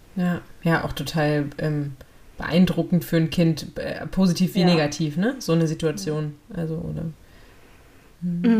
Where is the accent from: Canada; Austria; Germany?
Germany; Lower Saxony; ich bin ja aufgewachsen in Niedersachsen